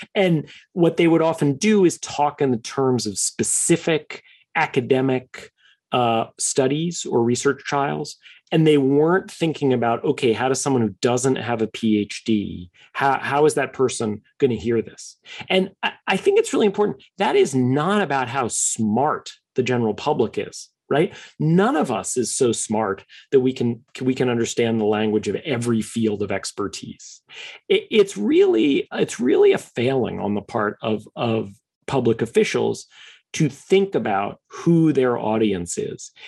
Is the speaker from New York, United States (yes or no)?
yes; New York, United States; I am a New Yorker by birth, third generation New Yorker.